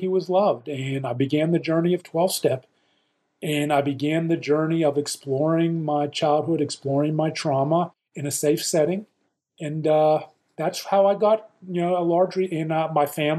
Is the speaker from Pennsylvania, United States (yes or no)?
yes; Pittsburgh, Pennsylvania, United States; growing up in Pittsburgh, PA